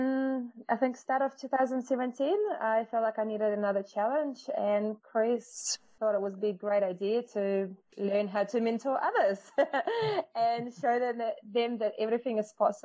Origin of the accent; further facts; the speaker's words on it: Russia; English is a second language; moved away as an adult; now in New Zealand; I was born in Russia and I moved to New Zealand with my parents when I was 19.